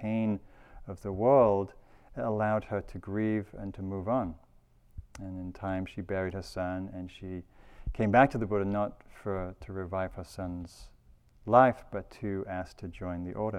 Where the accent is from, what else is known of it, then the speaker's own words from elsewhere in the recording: United Kingdom; There's all these great stories from where I come from Britain, during the Second World War